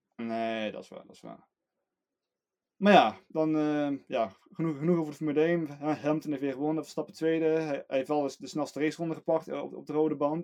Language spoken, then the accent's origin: Dutch; Netherlands; we als Nederlander